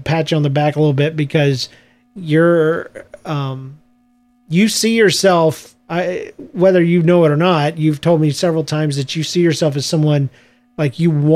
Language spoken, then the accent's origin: English; South Georgia, United States; I'm from the South, Georgia, and though there wasn't a large African-American population, there was a bunch of bored white kids